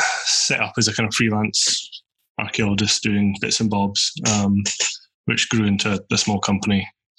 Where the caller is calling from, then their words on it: Orkney, Scotland, United Kingdom; I'm in Orkney in Scotland.